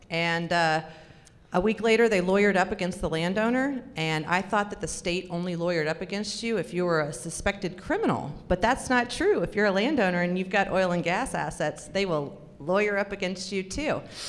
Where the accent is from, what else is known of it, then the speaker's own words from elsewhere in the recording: Florida, United States; also born or lived in California / Alabama; So I grew up in Florida, California, Alabama.